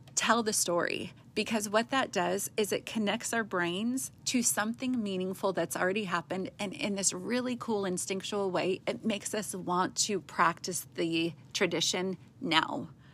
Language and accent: English; West Coast, United States; moved away; we're from the West Coast where you do everything big and with a big budget